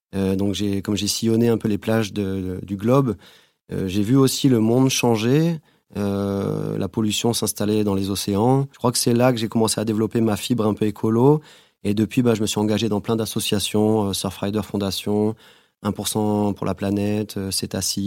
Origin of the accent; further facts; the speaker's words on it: Guadeloupe; moved away as an adult; also born or lived in Bordeaux, France; j'ai grandi en Guadeloupe